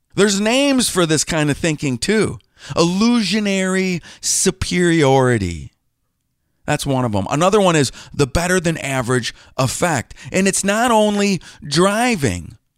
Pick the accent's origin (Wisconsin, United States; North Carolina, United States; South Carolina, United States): Wisconsin, United States; I'm from Wisconsin